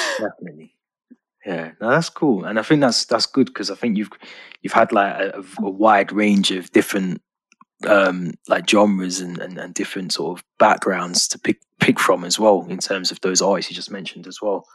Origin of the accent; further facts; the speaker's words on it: Birmingham, West Midlands, United Kingdom; moved away as an adult; now in Liverpool, United Kingdom; I'm from Birmingham originally, so um, okay. I live in Liverpool now. So I grew up in um, Quinton